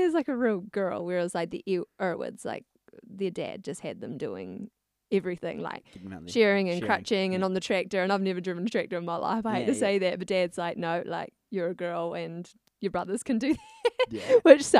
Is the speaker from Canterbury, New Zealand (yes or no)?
no; Clutha Valley, Otago, New Zealand; as Ruben said. Yeah. And I come from Valley, Clutha Valley.